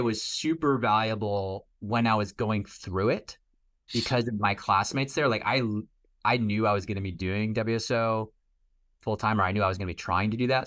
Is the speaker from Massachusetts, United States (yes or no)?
yes; Boston, Massachusetts, United States; also born or lived in New York; I'm from Boston